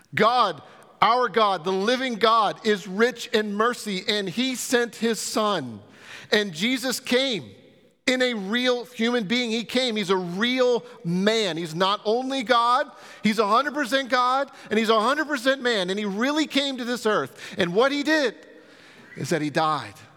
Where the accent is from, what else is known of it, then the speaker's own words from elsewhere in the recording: United States; as American Christians and followers of Christ